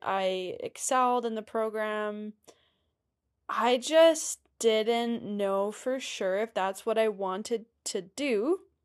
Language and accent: English; Ontario, Canada; now in Alberta, Canada; I did not grow up here. I grew up in Ontario